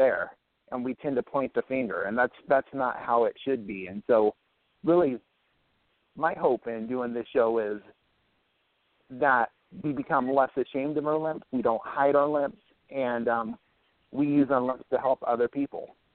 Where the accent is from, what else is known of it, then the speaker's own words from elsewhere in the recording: Southern California, United States; growing up in Southern California, I've been to Disneyland many, many times